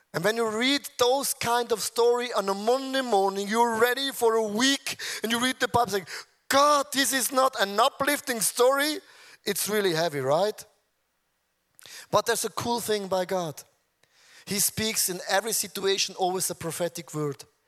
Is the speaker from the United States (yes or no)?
no; Switzerland; I'm from Switzerland